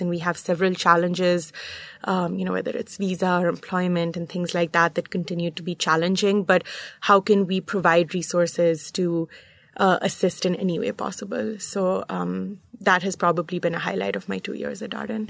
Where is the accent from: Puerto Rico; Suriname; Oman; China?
Oman; Muscat; moved away as an adult; also born or lived in New York / Charlottesville, Virginia; I, uh, grew up in Muscat, Oman, in the Middle East